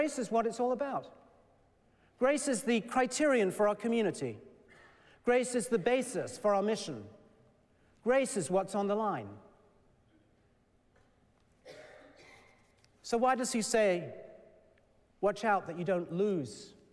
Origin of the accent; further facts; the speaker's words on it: England, United Kingdom; moved away; also born or lived in Shrewsbury, Shropshire; I was born and raised in England